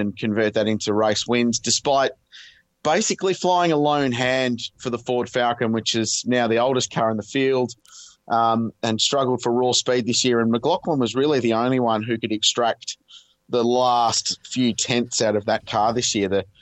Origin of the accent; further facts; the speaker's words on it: Australia; as an Australian